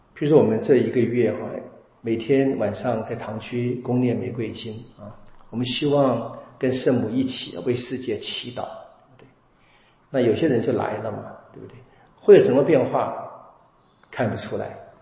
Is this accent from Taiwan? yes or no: yes; Taiwan; 我们台湾人是讲笑语的